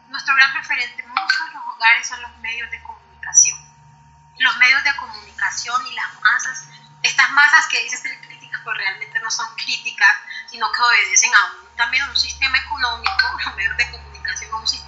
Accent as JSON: {"language": "Spanish", "country": "Colombia", "said": "todos los colombianos estamos unidos independientemente si somos paisas, si somos chocones, si somos valles"}